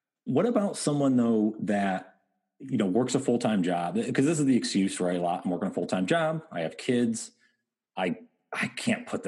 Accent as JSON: {"language": "English", "town": "Endicott", "region": "New York", "country": "United States", "tie": "born or raised there", "said": "the way I was brought up, small town, upstate New York"}